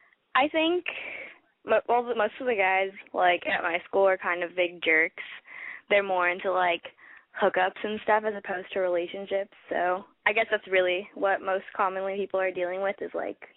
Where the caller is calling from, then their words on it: Los Angeles, California, United States; I'm 16, and I'm calling from the L.A. area.